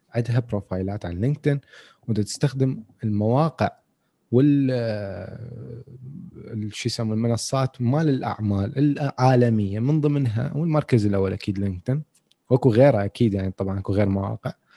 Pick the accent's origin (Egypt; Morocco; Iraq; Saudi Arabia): Iraq; عندنا بالعراق